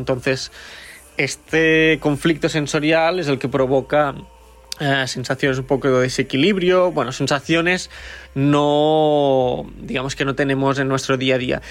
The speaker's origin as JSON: {"language": "Spanish", "town": "Lleida", "region": "Catalonia", "country": "Spain", "moved": "yes", "lives_now": "Berlin, Germany", "said": "soy de Lleida, pero ahora vivo en Berlín"}